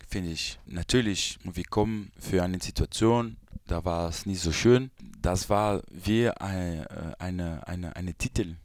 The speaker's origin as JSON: {"language": "German", "country": "Brazil", "also_born_or_lived": "Belgium", "second_language": "German", "moved": "yes", "said": "Brasilien ist meine Heimat"}